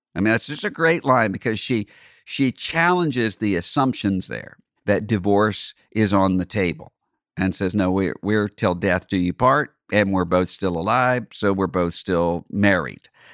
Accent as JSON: {"language": "English", "region": "Mississippi", "country": "United States", "tie": "born or raised there", "said": "my home state of Mississippi"}